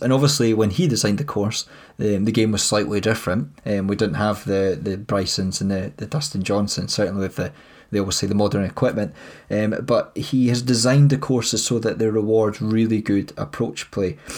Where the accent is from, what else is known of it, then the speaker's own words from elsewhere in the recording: Scotland, United Kingdom; we're Scottish